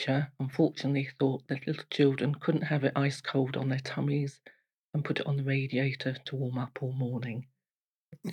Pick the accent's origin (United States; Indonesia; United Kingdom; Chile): United Kingdom; Portsmouth, South East England; a long time ago in 1958 in Portsmouth in St Mary's Hospital. I was brought up around the Baffins area in Portsmouth.